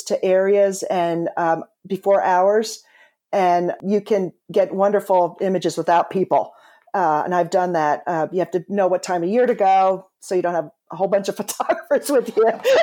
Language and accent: English; eastern Pennsylvania, United States; I grew up in a town connected to the steel industry, and it was also center for other heavy manufacturing. It was in eastern Pennsylvania